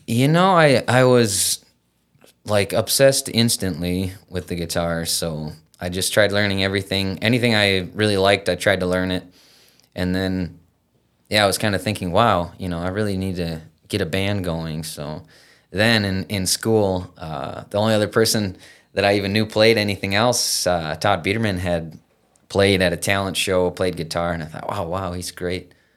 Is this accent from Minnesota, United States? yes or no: yes; Battle Lake, Minnesota, United States; also born or lived in Fergus Falls, Minnesota; Grew up in Battle Lake